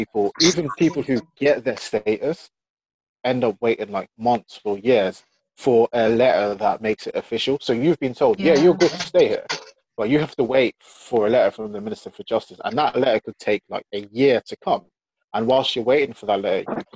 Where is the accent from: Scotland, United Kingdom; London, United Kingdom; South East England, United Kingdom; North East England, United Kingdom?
London, United Kingdom; I was born in East London